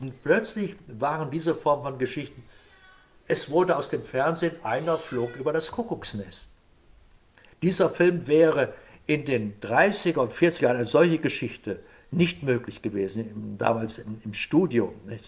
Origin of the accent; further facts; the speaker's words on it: Germany; als Deutscher